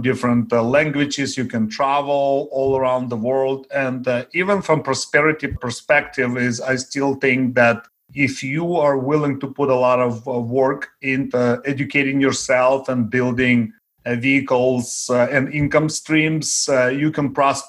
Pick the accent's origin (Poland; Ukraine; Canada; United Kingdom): Ukraine; first language Russian; English is a second language; also born or lived in Daly City, California; now in Belmont, United States; Growing up in Ukraine, I was very poor